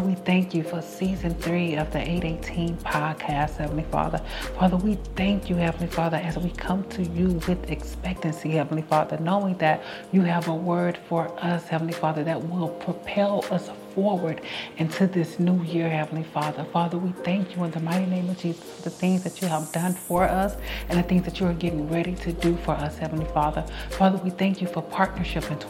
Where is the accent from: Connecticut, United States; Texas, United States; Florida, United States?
Texas, United States; Houston; also born or lived in Dallas, Texas; we are from Houston, Texas